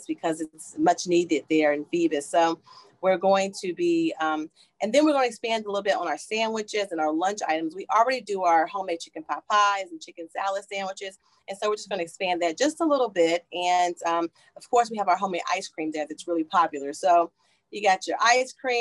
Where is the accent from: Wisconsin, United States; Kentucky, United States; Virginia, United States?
Kentucky, United States; moved away; I'm from Kentucky